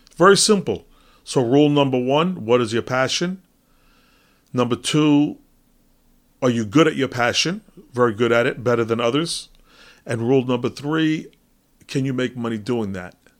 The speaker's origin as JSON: {"language": "English", "country": "United States", "said": "as an American"}